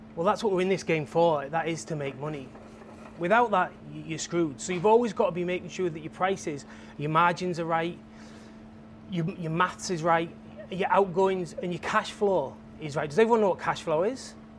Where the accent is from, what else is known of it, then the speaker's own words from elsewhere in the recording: England, United Kingdom; I'm from England